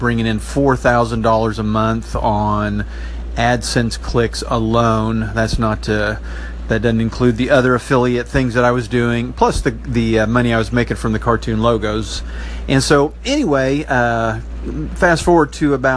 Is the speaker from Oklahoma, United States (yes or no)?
yes; Enid, Oklahoma, United States; I started my own media company here in my hometown. It's at enidbuzz.com